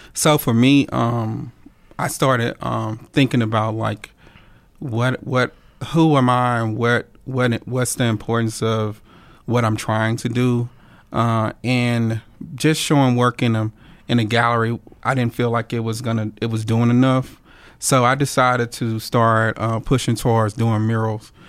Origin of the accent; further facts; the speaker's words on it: Monroe, Louisiana, United States; I was born and raised in Monroe, Louisiana which is uh, North Louisiana